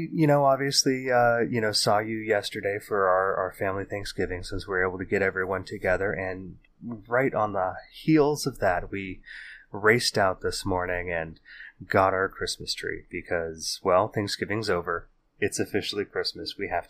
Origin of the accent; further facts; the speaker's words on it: California, United States; we wander back through the hazy halls of our memories growing up in the Bay Area in the 80s and the 90s